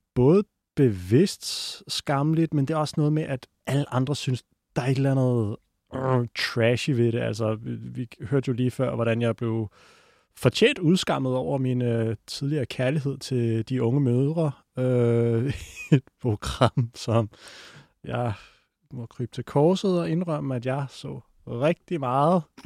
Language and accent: Danish; North Zealand, Capital Region of Denmark, Denmark; Jeg er fra Nordsjælland